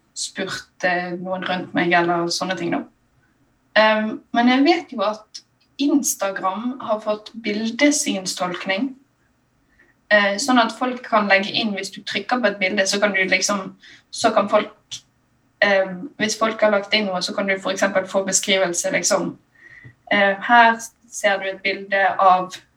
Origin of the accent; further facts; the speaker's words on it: Bergen, Vestland, Norway; accent: Bergensk; jeg snakker jo bergensk